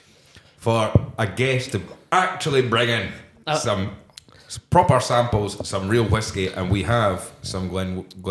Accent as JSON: {"language": "English", "area": "Fife", "region": "Scotland", "country": "United Kingdom", "said": "I'm from Fife"}